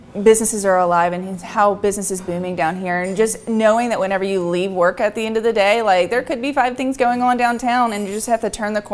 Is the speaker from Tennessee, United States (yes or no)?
no; Fairhope, Alabama, United States; moved away as an adult; also born or lived in Gulf Shores, Alabama; now in Huntsville, United States; so I grew up in the Mobile Bay yes. area, Fairhope area, and then moved up here again 3 years ago almost